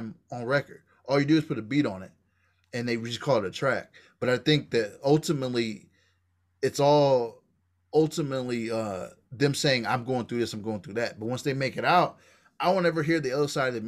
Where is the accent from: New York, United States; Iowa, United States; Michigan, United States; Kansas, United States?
Kansas, United States; I grew up in Nativa, Kansas, you know what I'm saying, one street down from Martin Luther King.